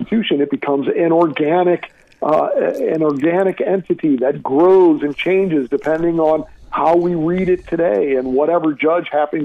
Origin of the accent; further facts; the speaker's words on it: St. Louis, Missouri, United States; my hometown of St. Louis